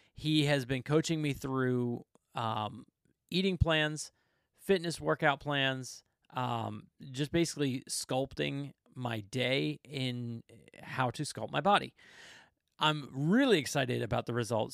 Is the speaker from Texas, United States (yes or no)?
no; Florida, United States; I come from Florida